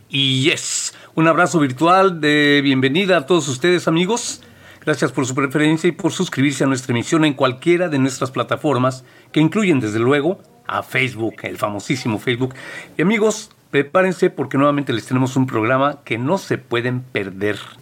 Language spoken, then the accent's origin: Spanish; Mexico City, Mexico; yo que soy de la Ciudad de México, cemento por todos lados, edificio, todo, no teníamos mucho contacto con, con como dices tú, la naturaleza, era muy difícil por el lugar donde yo vivía.